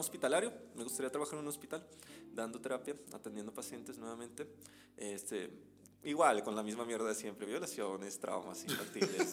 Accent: Veracruz, Mexico; moved away as an adult; now in Monterrey, Mexico; yo soy originario de, de Veracruz

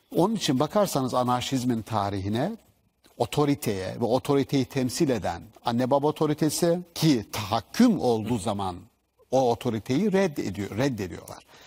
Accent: Black Sea Region, Turkey; bizim Karadeniz'de söylerler sünepe

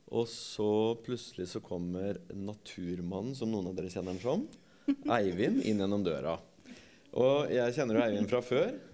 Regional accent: Torp, Norway; jeg er fra Torp

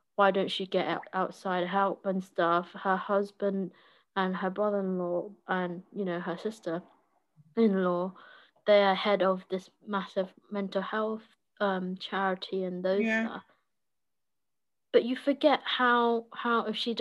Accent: United Kingdom; as a British citizen

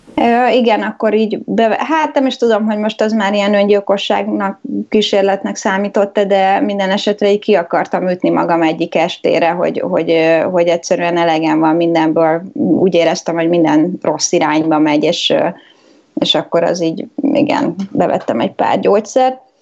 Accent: Budapest, Hungary; moved away as an adult; now in London, United Kingdom; én budapesti vagyok, és Pesten jártam egy egyetemre

